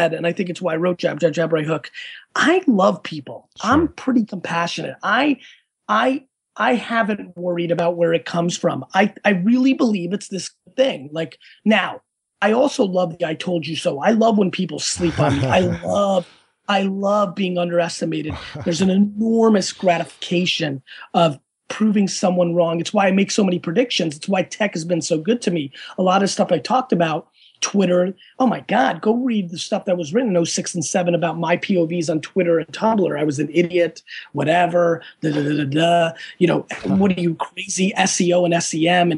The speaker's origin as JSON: {"language": "English", "town": "Edison", "region": "New Jersey", "country": "United States", "tie": "born or raised there", "also_born_or_lived": "Russia / Dover, New Jersey", "second_language": "English"}